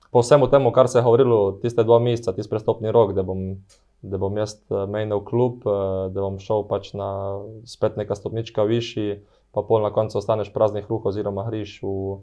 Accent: Slovenia; moved away as an adult; also born or lived in Portugal; prišel sem iz Mehne Slovenije

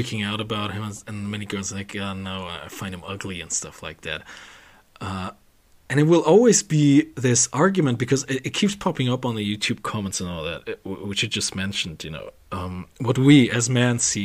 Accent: Germany; English is a second language; we are from Germany

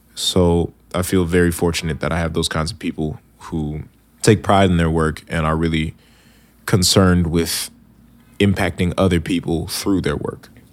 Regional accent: Bloomfield, New Jersey, United States; born or raised there; also born or lived in New Brunswick, New Jersey / Princeton, New Jersey / Upper West Side, New York

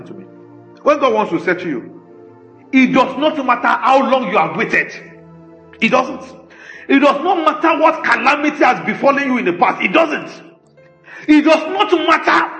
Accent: Nigeria; we didn't make ourselves Nigerians. We were just born like

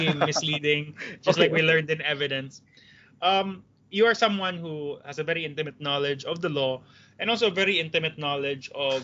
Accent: Cebu, Central Visayas, Philippines; I'm from Cebu and I guess I'm blessed in that way where I'm a lawyer in Cebu

